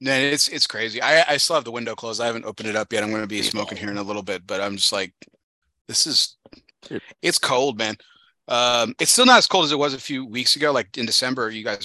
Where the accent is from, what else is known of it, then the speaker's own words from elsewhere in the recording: Texas, United States; we're Texans and we're not used to this.